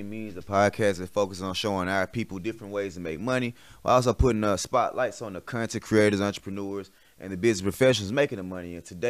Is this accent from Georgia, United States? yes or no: yes; College Park, Georgia, United States; We from College Park.